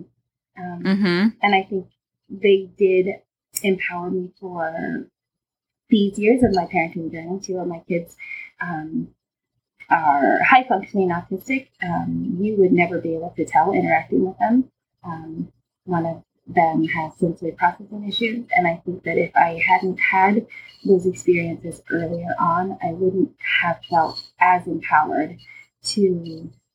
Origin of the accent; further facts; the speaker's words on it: Lincoln and Omaha, Nebraska, United States; I grew up in Lincoln and Omaha